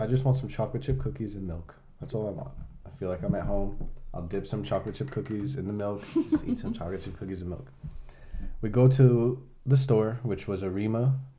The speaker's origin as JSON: {"language": "English", "country": "Puerto Rico", "second_language": "English", "said": "Well, I'm from Puerto Rico, which is Native Americans there, you know, Indians."}